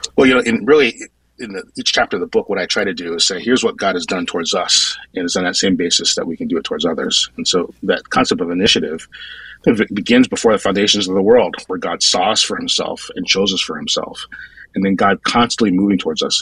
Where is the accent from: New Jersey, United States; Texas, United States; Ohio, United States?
New Jersey, United States; northern; moved away as an adult; also born or lived in Brooklyn, New York; now in Phoenix, United States; I was born in Brooklyn, but then I really grew up in northern Jersey, so like maybe a half hour outside the city.